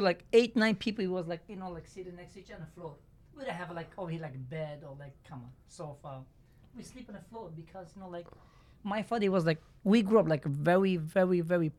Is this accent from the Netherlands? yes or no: no; Turkey; English is a second language; You know, Turkey, so like, we are 18 brothers, sister.